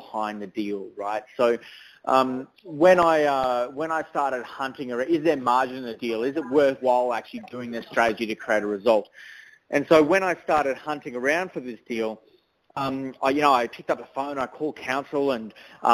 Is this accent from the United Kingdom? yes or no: no; Toowoomba, Queensland, Australia; I grew up in Toowoomba and I did a lot of my schooling in Toowoomba